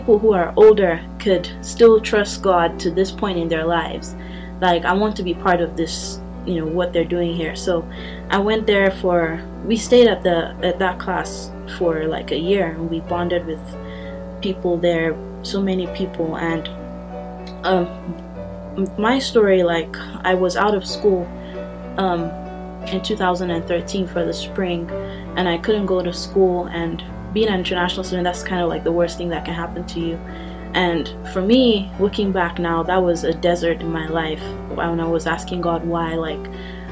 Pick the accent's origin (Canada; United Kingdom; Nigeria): Nigeria; also born or lived in Austin, Texas; now in Lubbock, United States; I'm from Nigeria